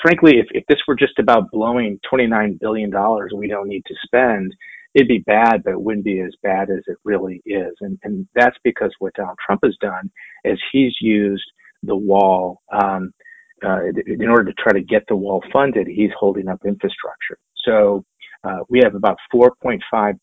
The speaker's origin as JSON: {"language": "English", "region": "Michigan", "country": "United States", "said": "I'm from Michigan."}